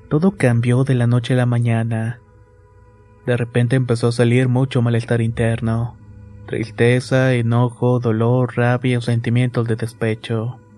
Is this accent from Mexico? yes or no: yes; Tampico, Tamaulipas, Mexico; Soy originario de Tampico, Tamaulipas y vivo en la famosa colonia Morelos.